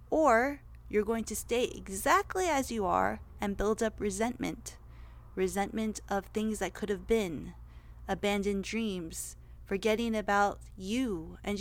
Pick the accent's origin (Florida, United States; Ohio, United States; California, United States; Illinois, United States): California, United States; Los Angeles; also born or lived in San Diego / New York / Las Vegas / Beverly Hills; Your girl was born and raised in the Valley